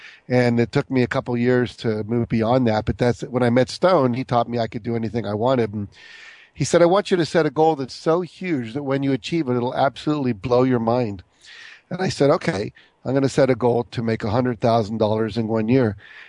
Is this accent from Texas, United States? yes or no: yes; Texas, United States; born there; Well, I was born in Texas to a father who was in the Air Force.